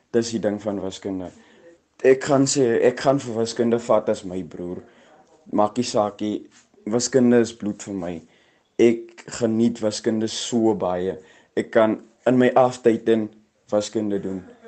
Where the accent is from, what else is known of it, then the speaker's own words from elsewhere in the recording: Boegoberg, Northern Cape, South Africa; Ek is oorspronklik van Boegoberg. Ek het al jare daar gebly, ek het daar groot geraak.